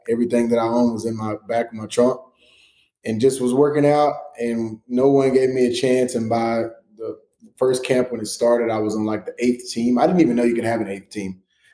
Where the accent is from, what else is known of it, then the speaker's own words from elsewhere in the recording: Chapel Hill, Texas, United States; born and raised in East Texas, east of Tyler, out in the country, Chapel Hill. So County Road 25.